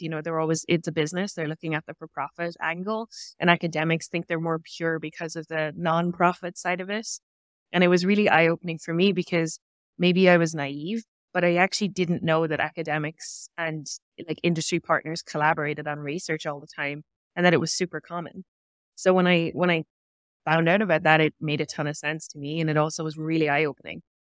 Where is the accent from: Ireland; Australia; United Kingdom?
Ireland; Cork, Munster; moved away as an adult; now in Canada; my hometown, which is, is Cork in Ireland